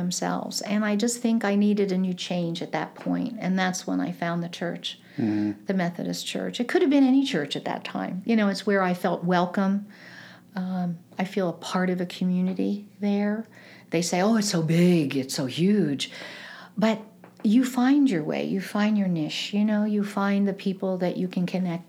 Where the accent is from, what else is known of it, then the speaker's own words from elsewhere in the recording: East Coast, United States; moved away as an adult; also born or lived in New York / North Jersey; now in Kansas City, United States; I grew up on the East Coast, and I did a lot of things in New York and North Jersey